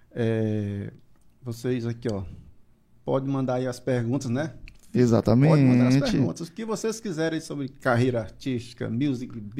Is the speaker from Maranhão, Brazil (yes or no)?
yes; Pinheiro, Maranhão, Brazil; now in São Luís, Brazil; eu sou natural de Pinheiro